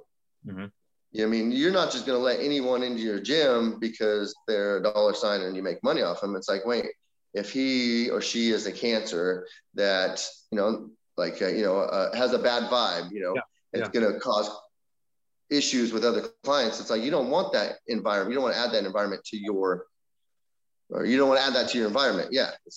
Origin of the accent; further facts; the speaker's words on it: Northern California, United States; I'm from NorCal